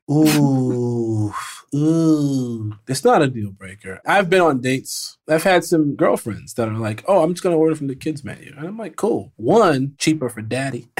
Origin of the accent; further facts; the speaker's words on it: Chicago, Illinois, United States; I was raised in the South Side of Chicago, then I moved to the Burbs